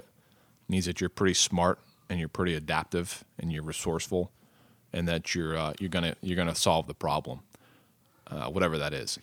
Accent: United States; as an American male, uh, you know, a young, able-bodied American male

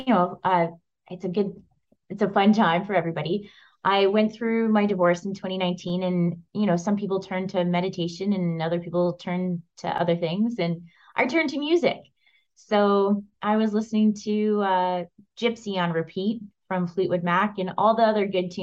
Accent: Windsor, Ontario, Canada; moved away as an adult; also born or lived in Toronto, Canada / Australia; now in London, Canada; I'm from Windsor

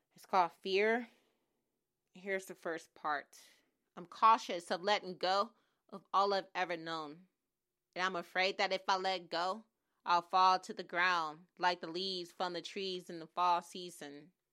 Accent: Oakland, California, United States; moved away as an adult; now in Los Angeles, United States; I grew up in, um, East Oakland, Oakland, California

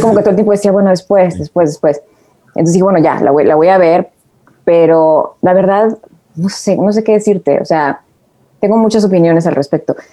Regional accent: Tijuana, Baja California, Mexico; also born or lived in Mexico City; now in Los Angeles, United States; yo vivía en Tijuana

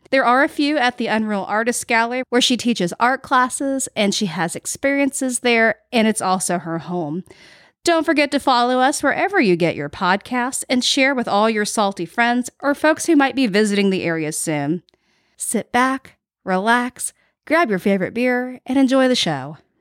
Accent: Panama City, Florida, United States; I'm a third generation Panama City native, and I grew up in St. Andrews

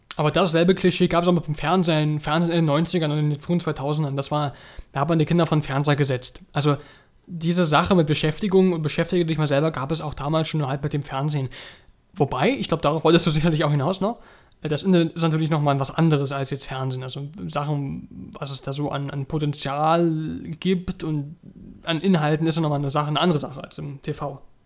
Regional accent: Germany; bei uns in Deutschland

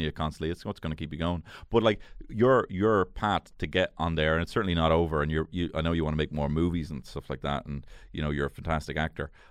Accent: Dublin, Leinster, Ireland; I grew up in Marino.

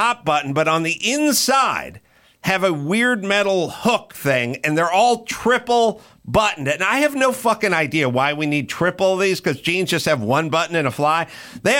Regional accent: Los Angeles, California, United States; I grew up in North Hollywood

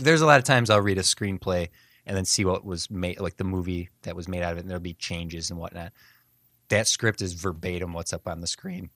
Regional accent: Midwest, United States; we're Midwestern

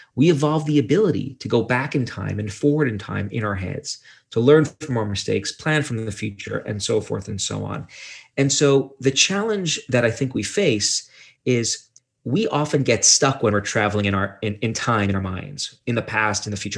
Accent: Brooklyn, New York, United States; I'm from Brooklyn, New York

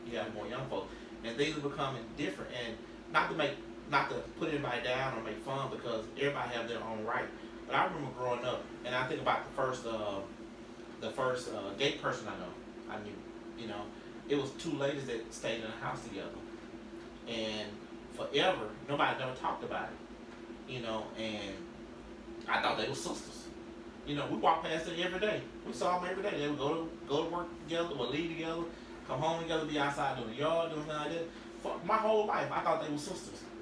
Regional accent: Hawthorne, United States; I grew up down in Hawthorne. I grew up on the back road

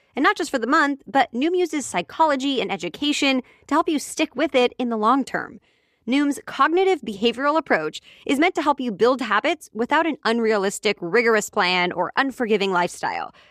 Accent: Kansas City, United States; my hometown team, the Kansas City Chiefs

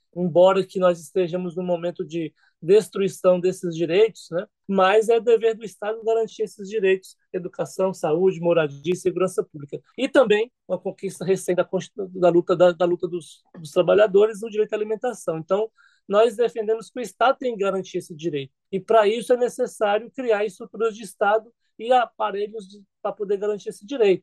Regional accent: Bahia, Brazil; sou baiano, né? Então, assim, é, sou nordestino

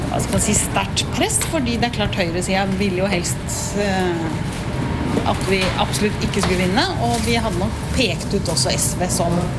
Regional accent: Porsgrunn, Telemark, Norway; moved away as an adult; also born or lived in Oslo; Jeg er fra Porsgrunn, så jeg flytta til Oslo i 1980

